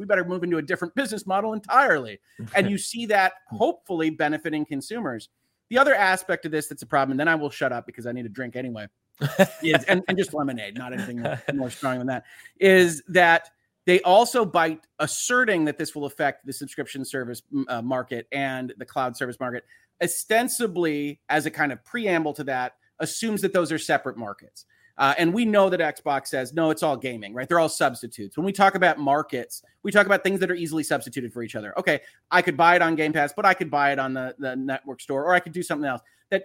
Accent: United States; I'm an American lawyer. I have to give that disclosure. I'm not operating in the UK.

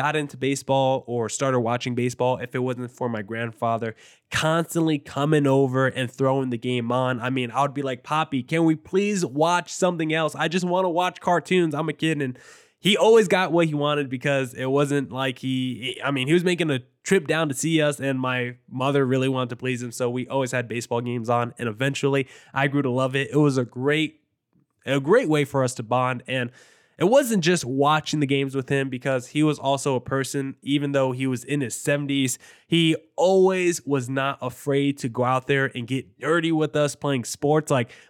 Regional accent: New Jersey, United States; Like, I grew up in New Jersey. Everyone was Yankees fans.

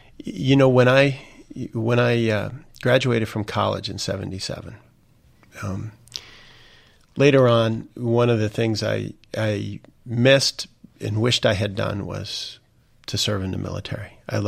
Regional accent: Indiana, United States; When we look at my home state of Indiana, you look at folks who know David more than almost anything

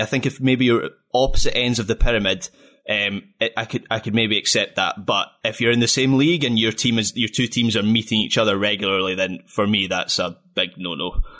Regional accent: Scotland, United Kingdom; as a Scot

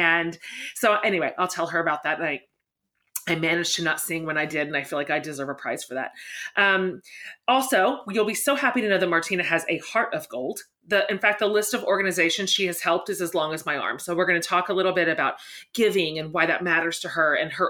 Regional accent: Haysville, Kansas, United States; now in Austin, United States; You and I are both Kansas girls. You grew up in Sharon and I grew up in Hayesville.

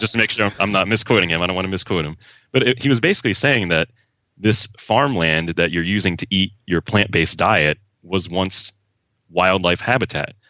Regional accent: southeastern Pennsylvania, United States; I'm from Pennsylvania, like, southeastern Pennsylvania

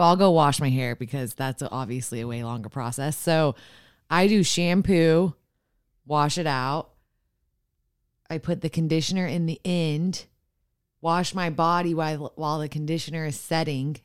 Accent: Austin, Texas, United States; I'm from Austin.

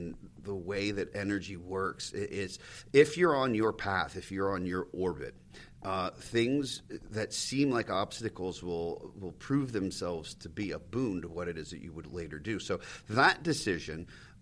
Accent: Pennsylvania, United States; I grew up in Pennsylvania, so we got broadcast from Manhattan and Philly

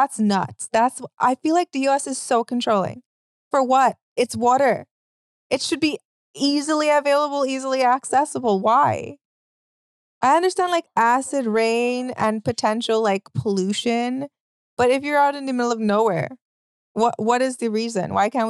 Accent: Trinidad & Tobago; now in United States; I'm from Trinidad

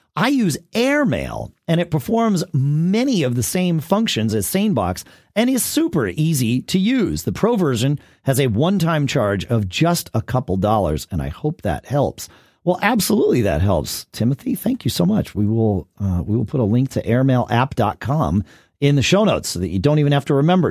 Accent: New England, United States; moved away; also born or lived in Texas; growing up in New England

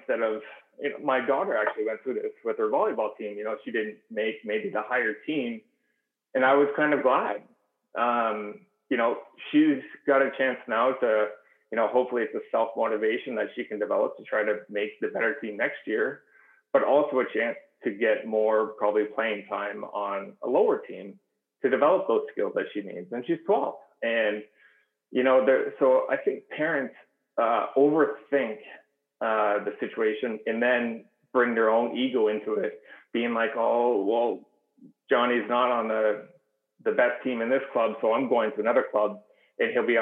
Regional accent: Kingston, Ontario, Canada; now in Southern California, United States; I grew up in Canada and Kingston

